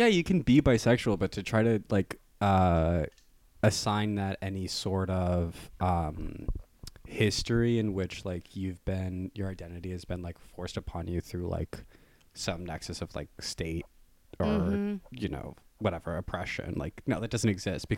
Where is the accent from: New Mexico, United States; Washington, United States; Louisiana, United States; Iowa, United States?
Iowa, United States; now in New York, United States; I'm from Iowa